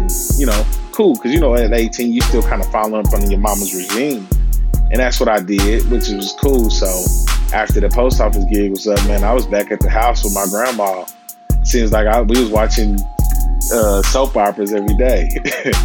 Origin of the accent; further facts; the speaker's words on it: Kansas City, Missouri, United States; I hail from Kansas City, Missouri, born and raised. You know, kind of live my whole life here